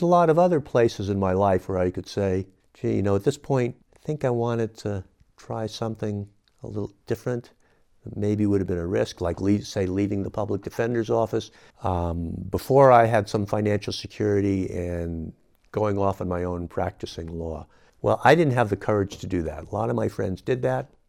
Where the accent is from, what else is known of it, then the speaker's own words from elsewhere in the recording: San Francisco, California, United States; moved away as an adult; now in Nevada County, United States; I was born and raised in San Francisco